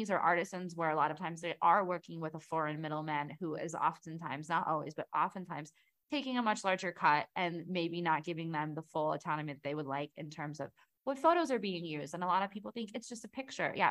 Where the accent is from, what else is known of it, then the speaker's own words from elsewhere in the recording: United States; i look at the state of things in, in my home country in the us